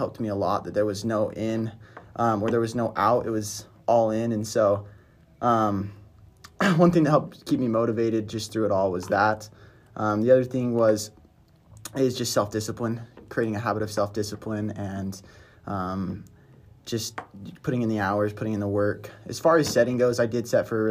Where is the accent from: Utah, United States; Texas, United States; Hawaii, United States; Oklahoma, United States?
Utah, United States; Brigham City; moved away as an adult; From Utah, Brigham City